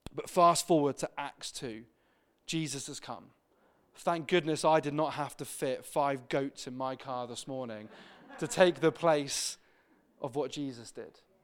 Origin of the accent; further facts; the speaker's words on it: Exeter, South West England, United Kingdom; I grew up in Exeter and Devon.